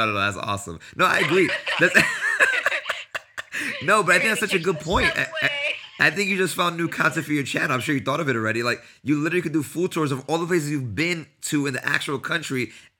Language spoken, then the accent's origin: English; New York City, New York, United States; I'm from New York City as well